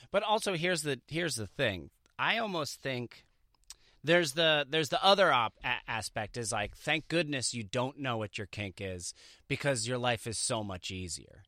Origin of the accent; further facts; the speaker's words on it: Jersey Shore, New Jersey, United States; I grew up on the Jersey Shore